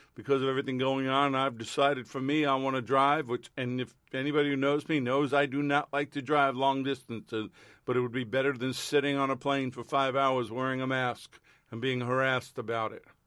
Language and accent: English; United States